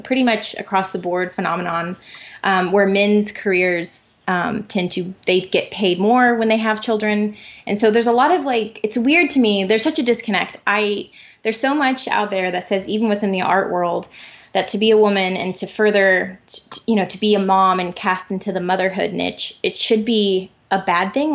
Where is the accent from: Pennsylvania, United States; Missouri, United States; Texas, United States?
Missouri, United States; Springfield; in Springfield, Missouri, my hometown